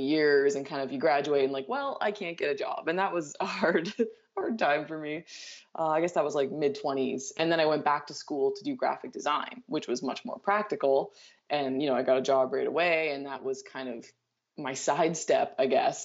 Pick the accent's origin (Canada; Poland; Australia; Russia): Canada; I'm Canadian